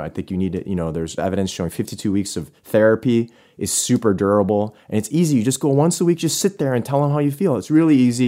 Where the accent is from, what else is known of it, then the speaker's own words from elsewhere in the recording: Buffalo, New York, United States; I'm from Buffalo